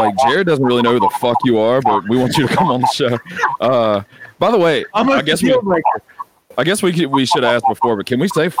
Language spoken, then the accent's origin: English; Pascagoula, Mississippi, United States; I'm from here. I'm from Pascagoula.